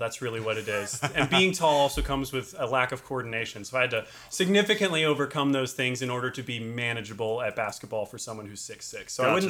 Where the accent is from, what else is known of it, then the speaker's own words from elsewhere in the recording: Raleigh, North Carolina, United States; moved away as an adult; now in Portland, United States; I grew up in North Raleigh, and I just feel like it was a perfect setting to grow up in. The schools, the people, I was in the suburbs right around the Falls and Neuse area, right off of 540, just very accessible area.